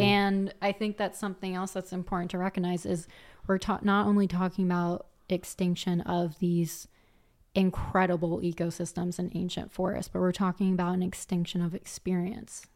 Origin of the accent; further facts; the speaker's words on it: Philadelphia, Pennsylvania, United States; moved away as an adult; also born or lived in Colorado; now in Vancouver, Canada; coming from Philly